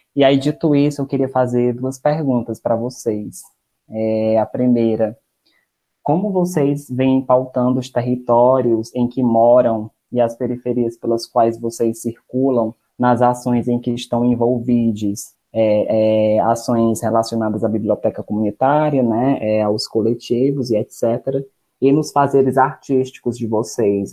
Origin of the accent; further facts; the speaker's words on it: Maranguape, Ceará, Brazil; also born or lived in Fortaleza; eu não sou da cidade de Fortaleza, eu sou de Maranguape. E aí eu acabo indo para Fortaleza por conta dos estudos